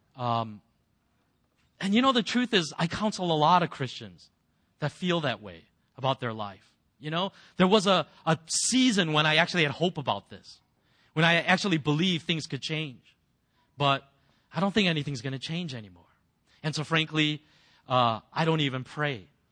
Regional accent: United States; as an American

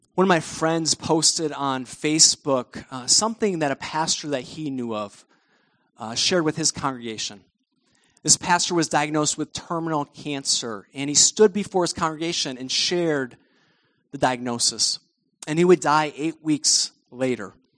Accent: United States; us as American Christians.

